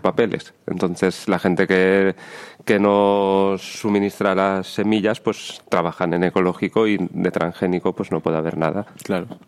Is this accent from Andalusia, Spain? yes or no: no; Lleida, Catalonia, Spain; yo soy de Lleida, cerquita de aquí